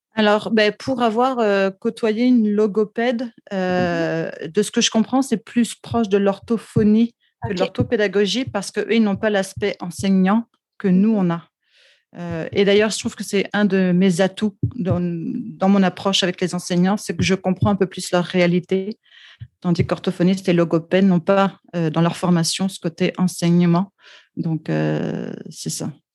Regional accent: France; accent: French; also born or lived in Quebec; now in Vancouver, Canada; comme on peut l'entendre dans mon accent, euh, je suis française d'origine

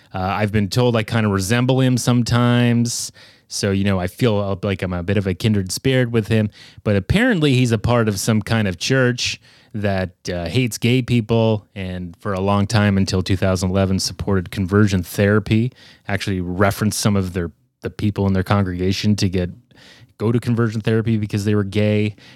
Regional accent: Canada

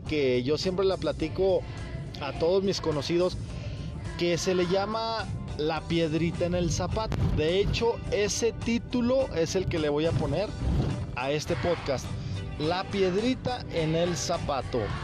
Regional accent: Zacatecas, Mexico; ahí en Zacatecas, de donde yo soy

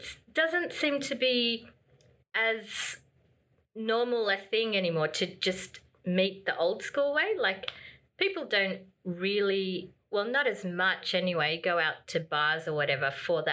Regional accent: Australia; I was born here, but I'm of Filipino heritage

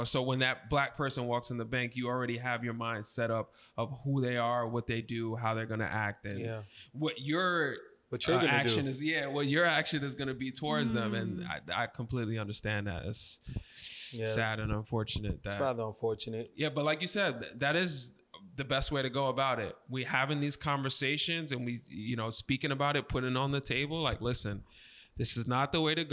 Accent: Brentwood, New York, United States; growing up in Brentwood

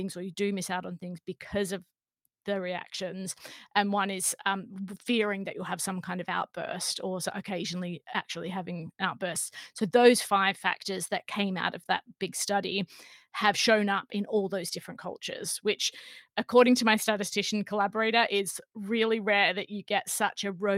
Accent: Australia; now in England, United Kingdom; I'm actually Australian by background, by birth. I grew up in Australia.

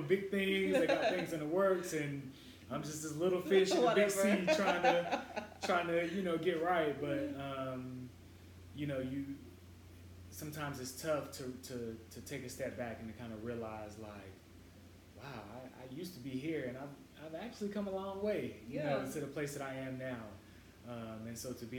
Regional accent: North Carolina, United States; being a country boy, I'm from North Carolina

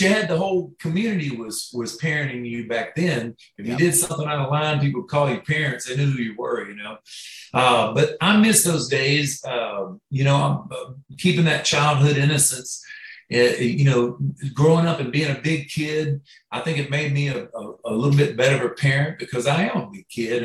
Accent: Florida, United States; I grew up in Florida

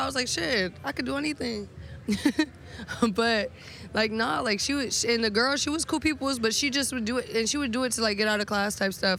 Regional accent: Virginia, United States; also born or lived in Puerto Rico; Yeah, I was born in Puerto Rico and then like my parents were military, so I moved around a lot. But ended up in Virginia and that's kind of what made me who I am.

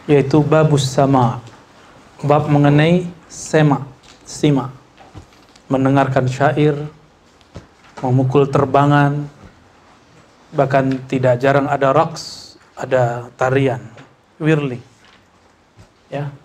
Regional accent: West Sumatra, Indonesia; Kalau di kampung saya, di Sumatera Barat, di Minangkabau

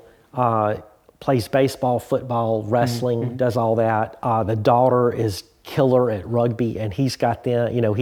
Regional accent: the South, United States; moved away; also born or lived in Florida; I'm from the South

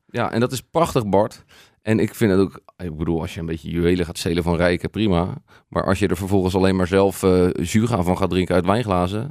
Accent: Noordwijk, South Holland, Netherlands; waar kom je vandaan? En dan zeggen we Noordwijk

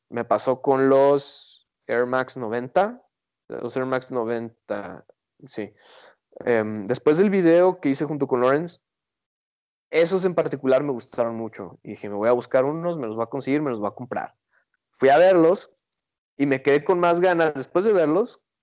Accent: Guadalajara, Jalisco, Mexico; Y nosotros venimos de la perla de Occidente

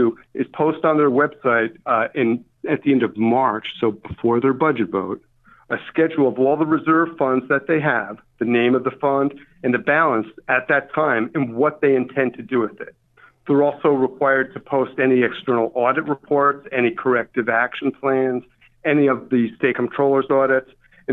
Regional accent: Albany, New York, United States; I'm from Albany. Grew up in Albany, went to school. I didn't move very far.

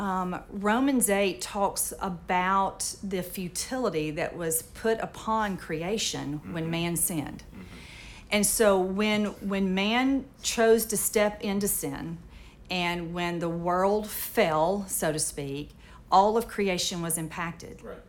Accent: Moorhead, Mississippi, United States; I was raised in the Mississippi Delta. I was um, a member of a little Methodist church in Moorhead, Mississippi

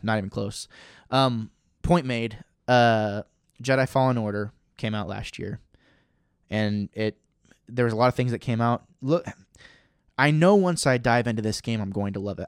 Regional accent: Missouri, United States; I was raised in Missouri.

